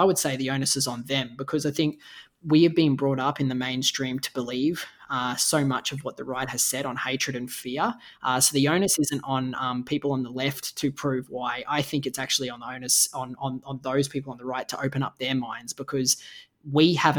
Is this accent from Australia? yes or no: yes; Australia; as an Australian